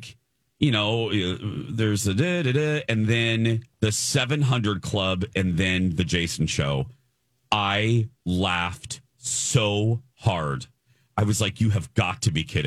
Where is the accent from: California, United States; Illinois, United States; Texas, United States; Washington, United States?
Illinois, United States; Chicago; moved away; that's my home, where I was raised in Chicagoland